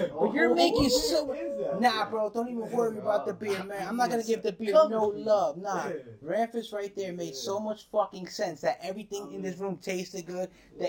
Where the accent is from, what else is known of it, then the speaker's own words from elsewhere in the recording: New Jersey, United States; because I'm from Jersey.